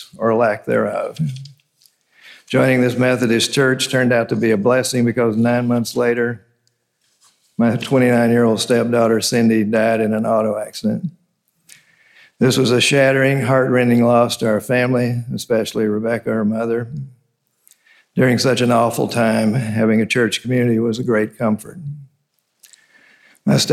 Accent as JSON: {"language": "English", "town": "Memphis", "region": "Tennessee", "country": "United States", "tie": "born or raised there", "moved": "yes", "said": "I was a child growing up in Memphis, Tennessee."}